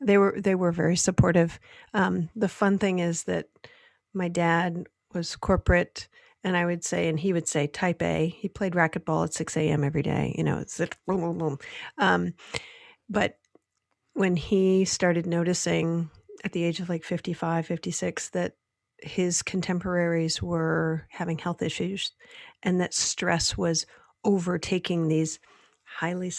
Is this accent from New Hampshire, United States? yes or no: no; Michigan, United States; born or raised there